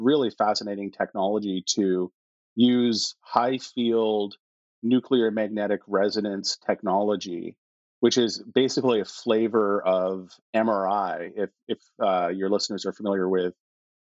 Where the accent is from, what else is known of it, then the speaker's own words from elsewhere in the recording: Edmonton, Alberta, Canada; also born or lived in Toronto; I really grew up in Edmonton, went to junior high and high school in Edmonton